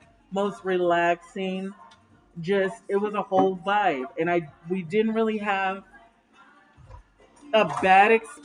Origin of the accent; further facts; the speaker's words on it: New York, United States; Nigga, I'm from New York. New York. I'm trying to be out here with all the New York songs.